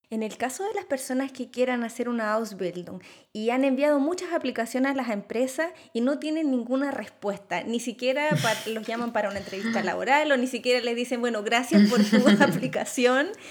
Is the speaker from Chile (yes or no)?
yes; Chile; now in Germany; yo vengo de Chile